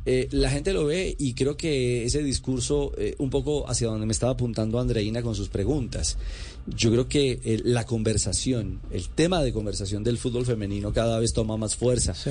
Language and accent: Spanish; Colombia; como colombiano